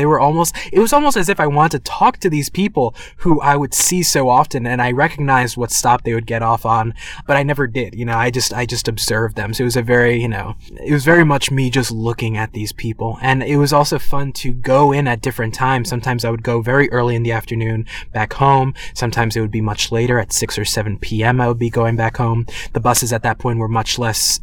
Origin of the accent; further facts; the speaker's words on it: New York City, New York, United States; I'm from New York City, and so I've been taking public transportation for a very, very long time